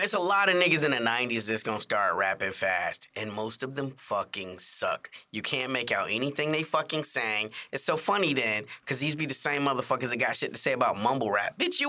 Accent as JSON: {"language": "English", "town": "Chicago", "region": "Illinois", "country": "United States", "said": "I'm from Chicago, y'all."}